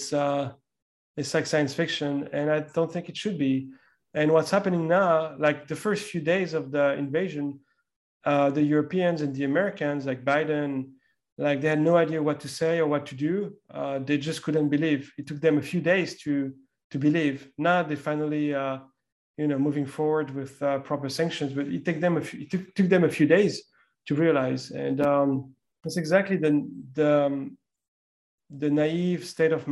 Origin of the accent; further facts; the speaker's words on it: France; me growing up in France